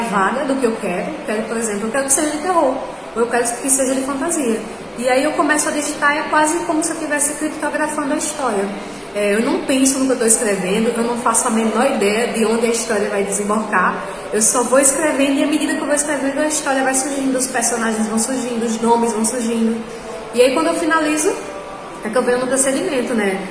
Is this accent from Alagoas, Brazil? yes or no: yes; Rio Largo, Alagoas, Brazil; Tenho 27 anos, sou de Rio Largo, sou alagoana e também sou escritora.